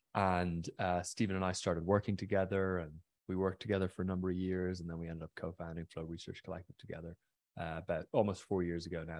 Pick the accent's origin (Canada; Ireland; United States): Ireland; County Mayo, Connacht; I grew up on the west coast of Ireland in a pretty remote area, a county called Mayo